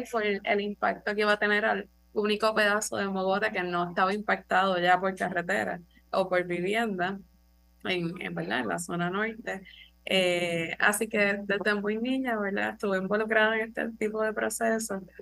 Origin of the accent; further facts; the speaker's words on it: Loíza, Puerto Rico; yo nací en Loiza, mis papás no son de Loiza, pero yo sí, nací y me crié allí.